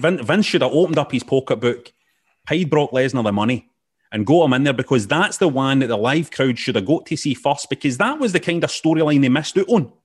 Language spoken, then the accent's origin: English; Scotland, United Kingdom; as a Scottish guy